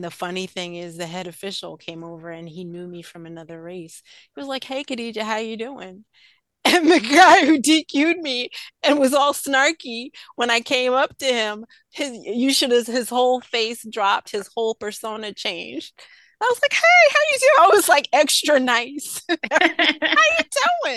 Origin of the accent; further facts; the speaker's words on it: New York, United States; I grew up in New York.